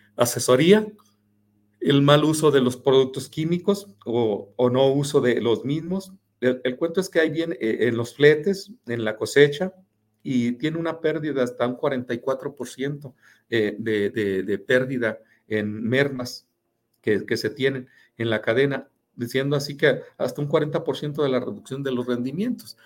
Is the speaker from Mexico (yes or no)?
yes; Mexico; somos los mexicanos